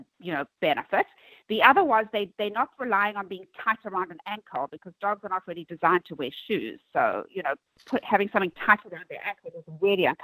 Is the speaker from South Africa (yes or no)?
yes; South Africa; moved away as an adult; also born or lived in Manhattan, New York; now in New York, United States; I'm originally from South Africa